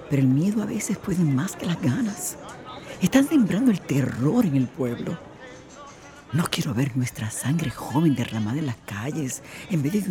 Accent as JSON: {"language": "Spanish", "country": "Puerto Rico", "said": "Quiero mantener mi cultura y mi idioma. Nosotros somos puertorriqueños y pensamos como tal."}